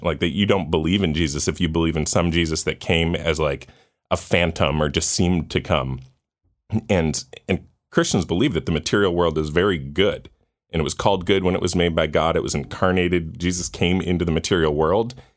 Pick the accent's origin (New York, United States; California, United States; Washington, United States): New York, United States; Orchard Park; I grew up in Orchard Park, um, outside of Buffalo